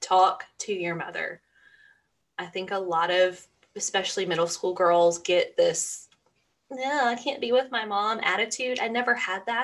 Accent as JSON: {"language": "English", "region": "Georgia", "country": "United States", "said": "I'm from Georgia and we're the peach state"}